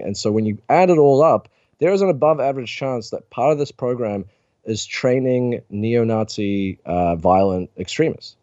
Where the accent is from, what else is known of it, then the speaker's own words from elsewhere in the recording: New Zealand; my home country of New Zealand